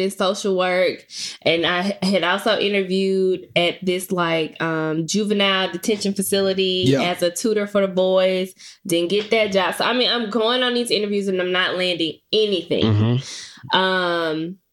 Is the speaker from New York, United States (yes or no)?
no; Memphis, Tennessee, United States; moved away as an adult; also born or lived in Murfreesboro, Tennessee; I'm not from the area, I'm from Memphis.